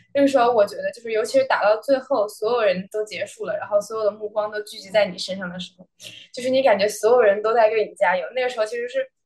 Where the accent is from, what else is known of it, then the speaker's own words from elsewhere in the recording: Beijing, China; moved away as an adult; now in Los Angeles, United States; 我是北京人，然后从小在国内长大，然后今年是第一年来美国